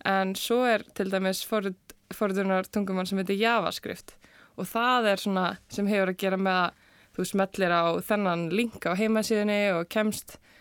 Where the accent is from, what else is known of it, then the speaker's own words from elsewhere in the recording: Seltjarnarnes, Capital Region, Iceland; ég er úr Selekurinu og var þar í Eldursölskóla